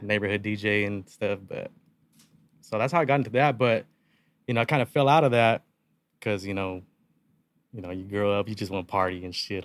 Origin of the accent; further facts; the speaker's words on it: Yuma, Arizona, United States; born and raised, born and raised in Yuma since day one